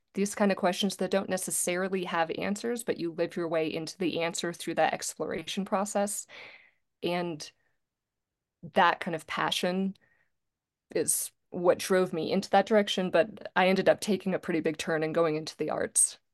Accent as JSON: {"language": "English", "town": "Charlottesville", "region": "Virginia", "country": "United States", "tie": "born or raised there", "also_born_or_lived": "Greensboro", "said": "I grew up in Charlottesville, Virginia"}